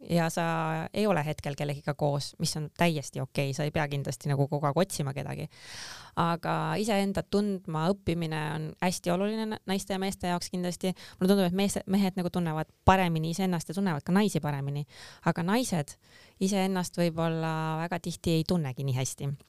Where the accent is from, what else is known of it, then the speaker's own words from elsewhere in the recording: Pärnu, Pärnu County, Estonia; moved away; ma olen pärit Pärnust